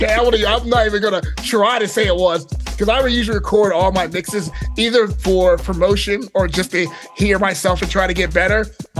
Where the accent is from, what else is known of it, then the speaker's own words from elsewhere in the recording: Montgomery County, Maryland, United States; I grew up in Mo County, but I frequented Baltimore, and I am also a Towson grad.